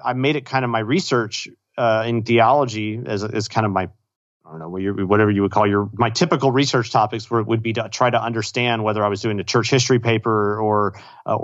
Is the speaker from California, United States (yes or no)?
no; Austin, Texas, United States; I grew up in Austin, moved away, and then moved back to Austin to go to grad school